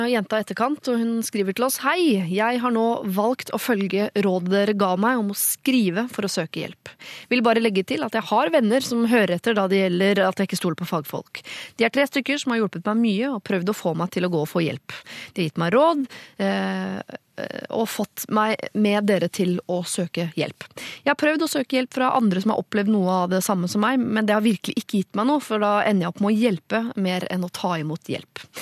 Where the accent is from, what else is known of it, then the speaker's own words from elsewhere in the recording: Moss, Østfold, Norway; fordi jeg er fra Moss, ja